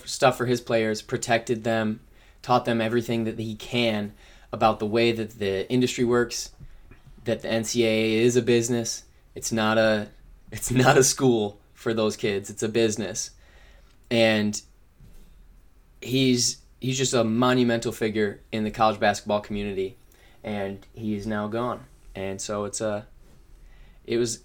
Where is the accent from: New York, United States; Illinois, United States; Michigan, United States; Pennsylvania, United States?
Michigan, United States; I'm from Michigan